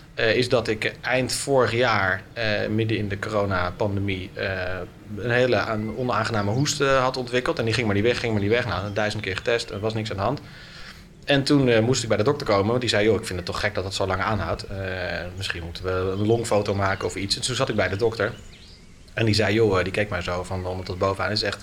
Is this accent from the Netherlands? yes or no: yes; Naarden-Bussum, North Holland, Netherlands; in de stad waar ik ben opgegroeid, in eh, Naardenbussen